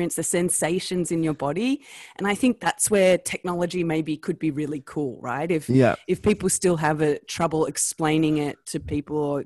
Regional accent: Australia; accent: Australian; my Australian accent, and I'm Australian

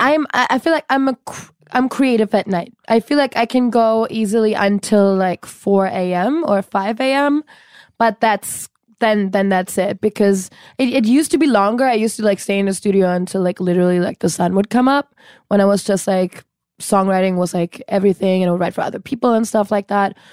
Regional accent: Cologne, North Rhine-Westphalia, Germany; moved away as an adult; now in Los Angeles, United States; I'm born and raised in Germany

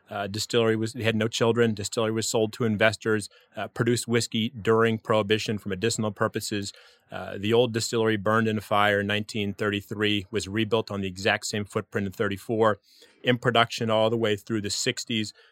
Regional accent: New Mexico, United States; also born or lived in California / Washington D.C.; California. I grew up in New Mexico, Washington D.C. area.

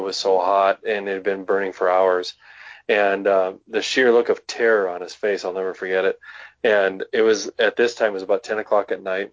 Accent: western North Dakota, United States; now in Wyoming, United States; growing up in North Dakota, um, the eastern side of the state is more humid

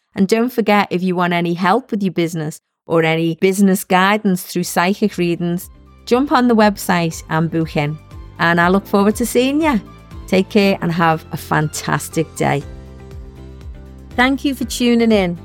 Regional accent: Liverpool, North West England, United Kingdom; I was one of six kids growing up in Liverpool

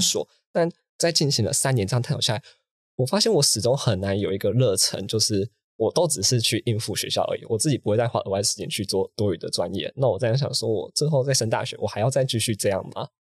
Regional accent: Taichung, Taiwan; 我自己本身我是台中西屯区长大的

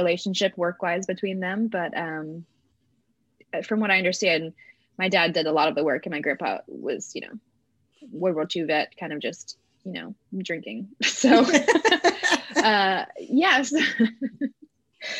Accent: Chesapeake, Virginia, United States; also born or lived in Rhode Island; I grew up in Hampton Road. So Virginia Beach is about 20 minutes from where I grew up in Chesapeake. And so I was actually born in Rhode Island

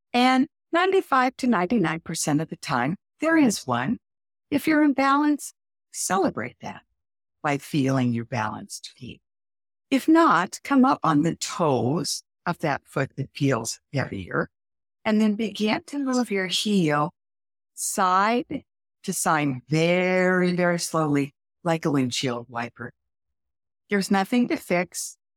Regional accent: Midwest, United States; I'm from the Midwest

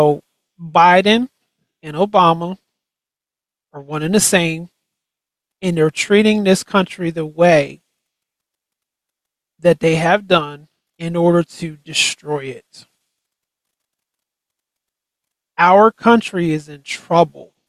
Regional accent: United States; we as American people

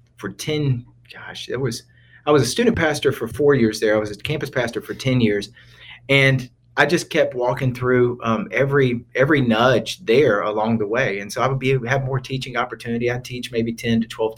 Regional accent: Lawrenceville, Georgia, United States; moved away as an adult; now in Raleigh, North Carolina, United States; I'm from Lawrenceville, Georgia, which is like Northeast Atlanta, Gwinnett County.

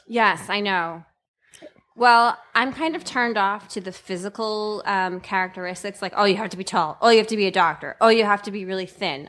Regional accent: Westchester, New York, United States; I grew up in New York. I'm from Westchester.

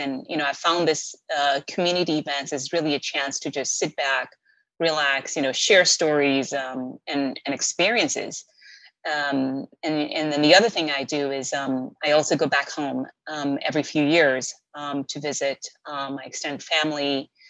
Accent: Kenya; moved away as an adult; also born or lived in Boston, United States; now in United States; So I was born and raised in Kenya and came to America at 21, so right after my undergraduate program. And I came to study for my master's degree.

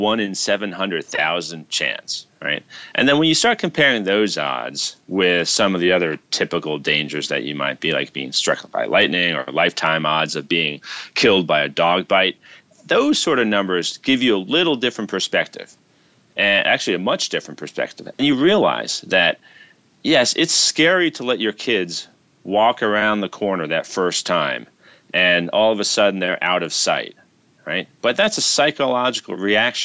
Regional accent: New York City, New York, United States; when I was growing up in New York City

